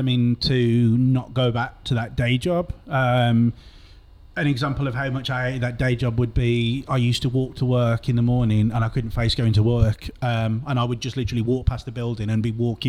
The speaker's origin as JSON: {"language": "English", "town": "Cheslyn Hay", "region": "West Midlands", "country": "United Kingdom", "tie": "born or raised there", "said": "where I grew up in Cheslin Hay, by near Cannock"}